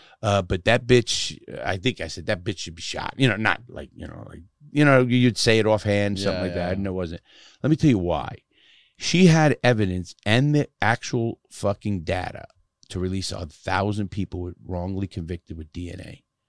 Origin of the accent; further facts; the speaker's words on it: United States; I'm an American through and through. I mean, I love my country